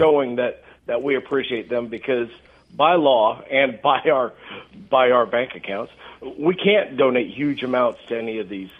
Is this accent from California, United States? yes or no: no; Johnson County, Kansas, United States; moved away as an adult; I grew up in eastern Kansas uh, in uh, in Johnson County, Kansas